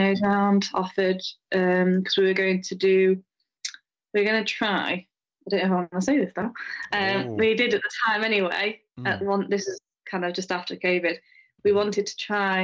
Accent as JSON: {"language": "English", "town": "Wigan", "region": "North West England", "country": "United Kingdom", "tie": "born or raised there", "also_born_or_lived": "Tarporley", "moved": "yes", "said": "I was actually born in Wigan, in Lancashire"}